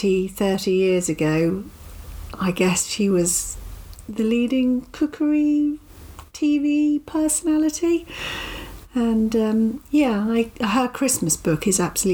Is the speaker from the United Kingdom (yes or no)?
yes; Melton Mowbray, East Midlands, United Kingdom; having been born and bred in Milton Mowbray